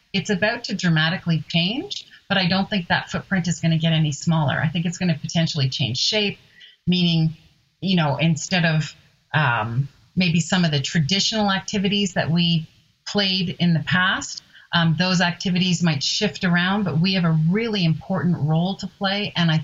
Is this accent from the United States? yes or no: no; Canada; As a Canadian